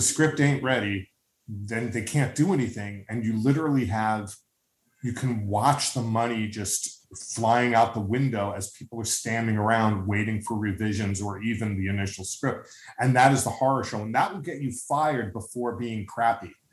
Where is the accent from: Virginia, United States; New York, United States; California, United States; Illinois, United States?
New York, United States; as a New Yorker